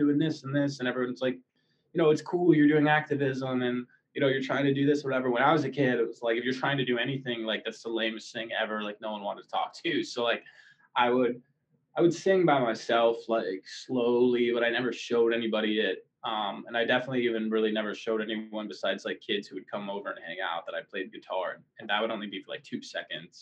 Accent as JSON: {"language": "English", "town": "New York City", "region": "New York", "country": "United States", "tie": "born or raised there", "moved": "as an adult", "lives_now": "Los Angeles, United States", "said": "I was born in Manhattan. I grew up there"}